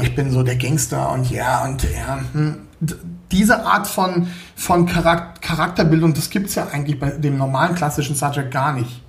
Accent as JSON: {"language": "German", "region": "Berlin", "country": "Germany", "tie": "born or raised there", "moved": "yes", "lives_now": "Munich, Germany", "said": "Ich äh, lebe hier in München, komme aber ursprünglich aus Berlin. Also ich bin geborener Berliner."}